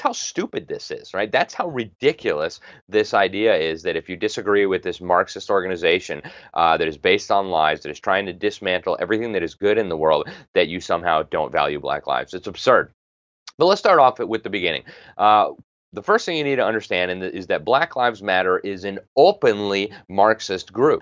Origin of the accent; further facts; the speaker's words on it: Miami, Florida, United States; I come from Miami